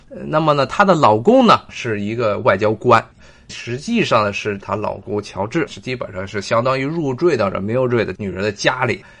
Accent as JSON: {"language": "Chinese", "country": "China", "said": "我们作为中国人"}